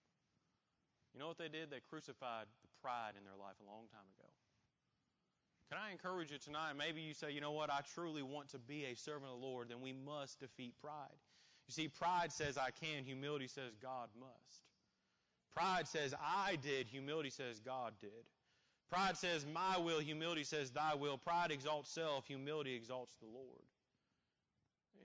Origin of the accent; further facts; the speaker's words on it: Columbus, Indiana, United States; I grew up in Columbus, Indiana